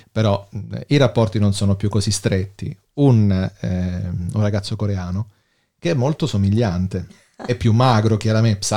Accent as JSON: {"language": "Italian", "country": "Germany", "said": "Sono tedesca."}